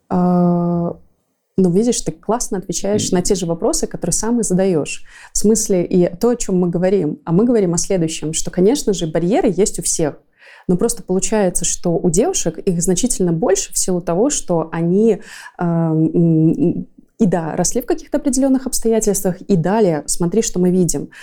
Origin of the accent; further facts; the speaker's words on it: Belarus; мы тоже как белорусы